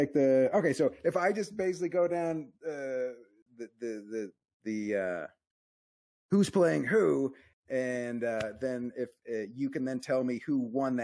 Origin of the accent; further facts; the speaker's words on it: Arizona, United States; I'm from Arizona